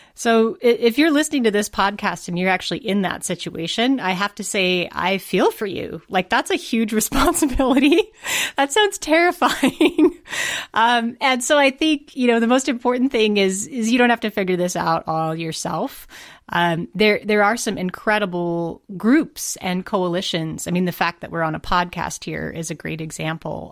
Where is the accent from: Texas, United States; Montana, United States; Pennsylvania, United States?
Montana, United States; I'm from Montana.